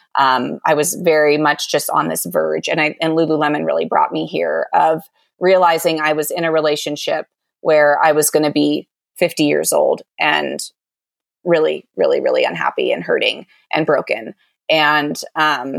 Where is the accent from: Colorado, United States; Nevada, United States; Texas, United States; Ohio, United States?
Colorado, United States; outside of Aspen; moved away; also born or lived in Louisville / Boise, Idaho / Sun Valley, Idaho; I grew up outside of Aspen